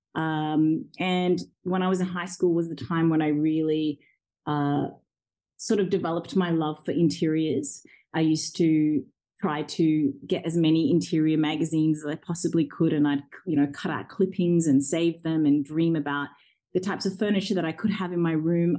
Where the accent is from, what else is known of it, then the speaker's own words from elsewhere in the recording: Orange, New South Wales, Australia; English is a second language; also born or lived in Zambia; when I was five years old, we came to Australia as refugees and we joined my grandparents um, and extended family in a small Australian country town um, called Orange. And when I got there, I went straight into school, into grade one, and I didn't know a word of English